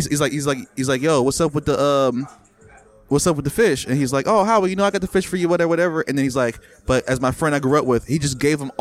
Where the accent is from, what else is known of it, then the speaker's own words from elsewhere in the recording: Jamaica; now in United States; I'm Jamaican.